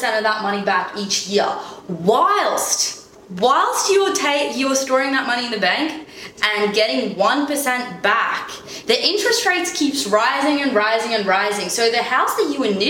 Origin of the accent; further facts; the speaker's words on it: Omsk, Omsk Oblast, Russia; now in Australia; in Russia anyway, in Omsk, where I'm from